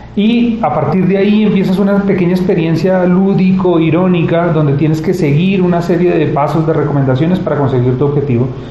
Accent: Colombia; now in Spain

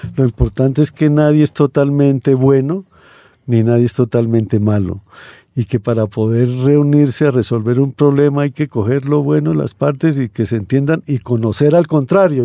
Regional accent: Spain; now in Colombia; yo soy español

